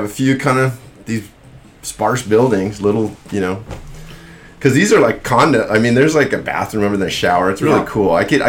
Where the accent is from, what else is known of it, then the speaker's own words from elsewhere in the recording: Dana Point, California, United States; also born or lived in Maui, Hawaii / Kauai, Hawaii; there's where I grew up in Dana Point